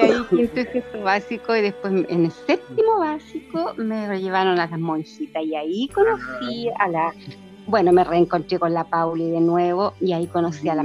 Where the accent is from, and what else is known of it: Parral, Maule, Chile; born or raised there; also born or lived in Santiago